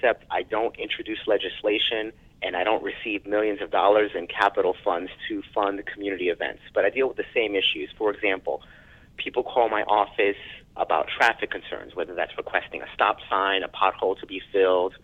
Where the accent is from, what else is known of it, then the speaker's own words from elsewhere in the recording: New York City, New York, United States; I'm a New Yorker